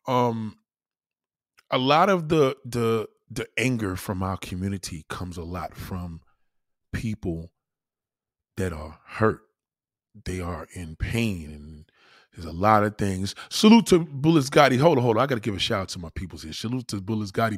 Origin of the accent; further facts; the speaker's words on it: United States; I'm American